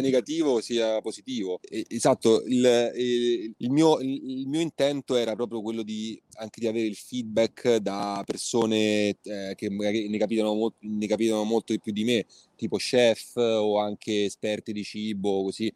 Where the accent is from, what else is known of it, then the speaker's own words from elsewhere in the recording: Rome, Lazio, Italy; moved away as an adult; now in New York, United States; di base sono cresciuto a Roma, quindi insomma i primi 18 anni di vita li ho fatti là, tutte le scuole